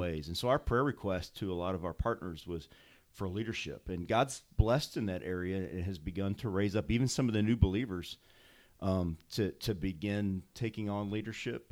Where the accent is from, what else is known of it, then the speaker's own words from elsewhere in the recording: St. Louis, Missouri, United States; moved away as an adult; also born or lived in Bosnia; I grew up in Saint Louis, out in the county. And, uh, consider this my hometown